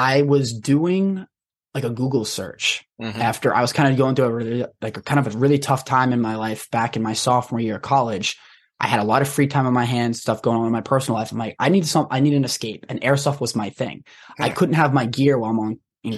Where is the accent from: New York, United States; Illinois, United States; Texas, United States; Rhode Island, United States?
Rhode Island, United States; I grew up in Rhode Island